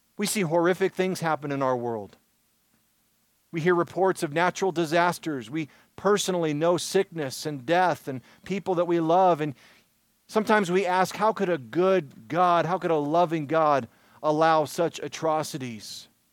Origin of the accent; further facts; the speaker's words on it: Michigan, United States; Growing up in Michigan